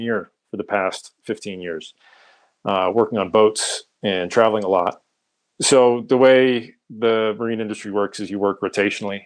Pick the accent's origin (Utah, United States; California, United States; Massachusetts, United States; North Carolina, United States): Massachusetts, United States; outside of Boston; moved away as an adult; also born or lived in Colorado; grew up outside of Boston